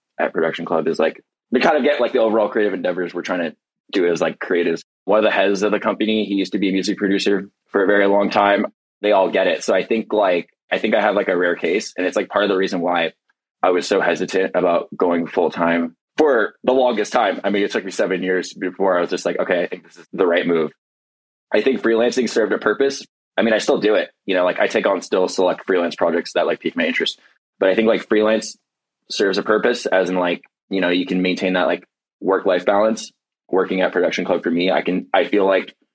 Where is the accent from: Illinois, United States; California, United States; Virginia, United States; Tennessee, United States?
California, United States; Irvine; moved away as an adult; also born or lived in Tucson, Arizona; now in Los Angeles, United States; I grew up in Irvine